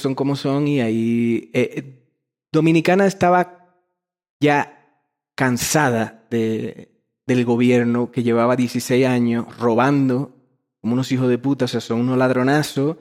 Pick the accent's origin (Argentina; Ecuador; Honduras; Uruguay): Ecuador; bienvenido a mi tierra